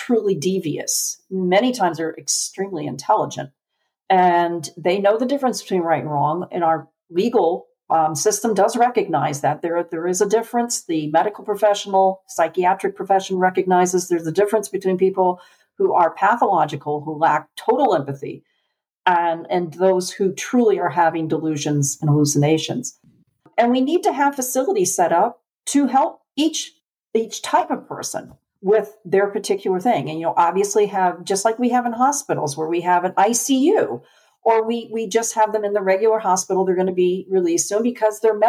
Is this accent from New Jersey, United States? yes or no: no; Connecticut, United States; moved away as an adult; now in Tennessee, United States; we're from Connecticut